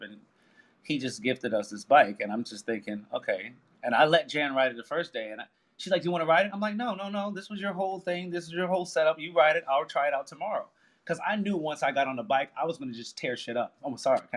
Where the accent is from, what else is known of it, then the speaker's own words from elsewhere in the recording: New York City, New York, United States; I grew up in New York City in the Bronx.